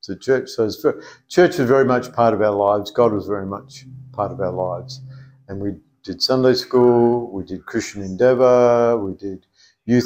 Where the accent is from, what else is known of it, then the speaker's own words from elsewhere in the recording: Perth, Western Australia, Australia; born and bred in Western Australia.